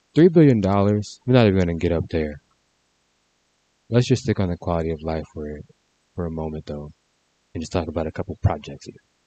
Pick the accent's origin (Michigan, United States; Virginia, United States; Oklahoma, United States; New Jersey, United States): Michigan, United States; Detroit; I'm from Detroit